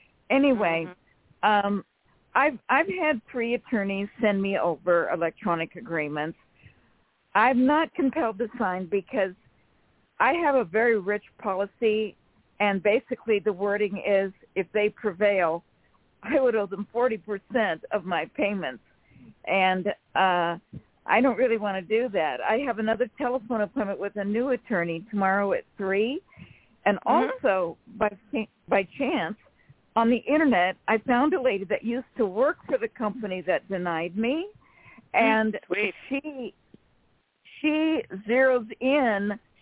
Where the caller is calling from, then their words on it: California, United States; from California.